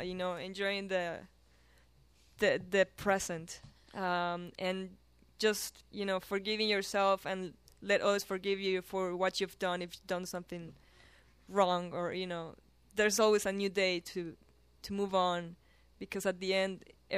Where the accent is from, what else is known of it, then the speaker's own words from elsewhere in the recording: Colombia; English is a second language; moved away; I'm from Colombia.